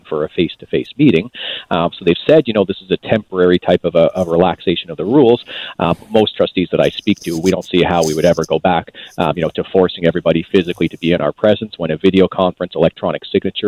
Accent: Canada; I hold some pride as a Canadian here

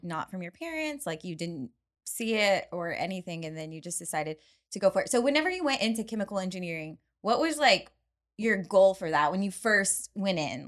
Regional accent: Midland, Texas, United States; moved away; I'm from Midland

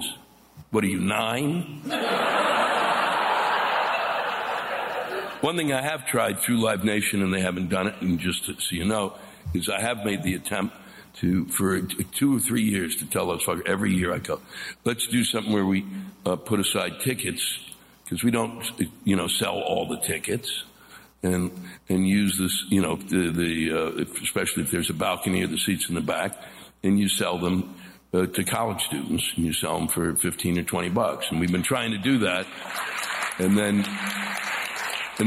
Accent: Washington, District of Columbia, United States; I was born and raised around Washington, D.C.

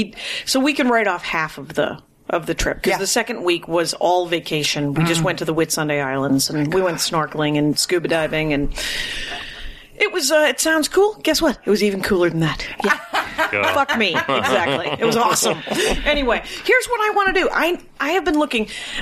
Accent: Milwaukee, Wisconsin, United States; That's where I'm from.

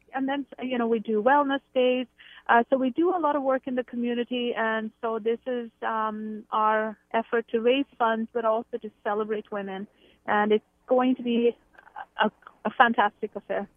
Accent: India; moved away as an adult; now in Canada; I grew up in India. I've lived in Canada for about twenty-six years.

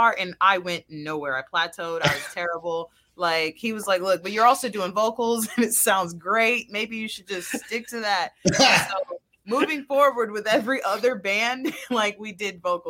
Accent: Houston, Texas, United States; I grew up in Houston

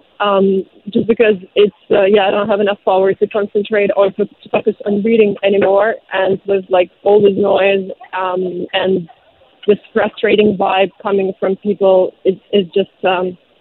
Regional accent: Zaporizhzhia, Zaporizhzhia Oblast, Ukraine; now in Shanghai, China; I'm from Zaporizhia. This is where my family is from, and this is where they are right now.

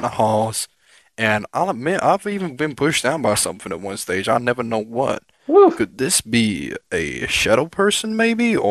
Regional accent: England, United Kingdom; I'm a British guy, right? You know, living in England and that.

